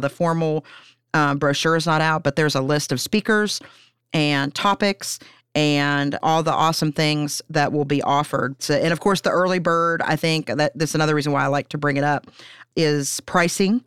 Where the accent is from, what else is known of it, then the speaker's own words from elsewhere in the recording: Pennsylvania, United States; moved away as an adult; now in Huntington, United States; I'm from Pennsylvania originally